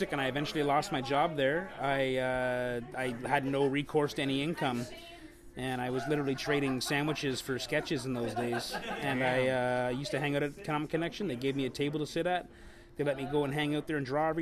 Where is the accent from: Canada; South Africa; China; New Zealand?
Canada; St. Catharines, Ontario; I grew up in St. Catharines